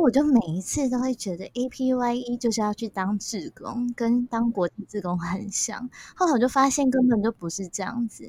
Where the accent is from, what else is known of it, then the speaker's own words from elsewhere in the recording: Taiwan; 我是成长在台湾